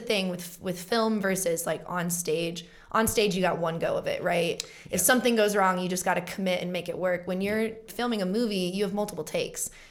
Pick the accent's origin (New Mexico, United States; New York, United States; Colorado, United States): Colorado, United States; also born or lived in Los Angeles; book and co star in my first feature film in my home state